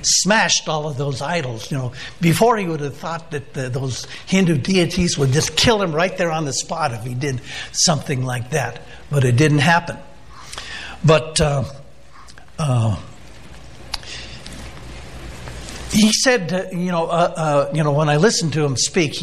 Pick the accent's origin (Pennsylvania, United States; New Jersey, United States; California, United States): California, United States; San Diego; I'm from Southern California. I'm from the San Diego area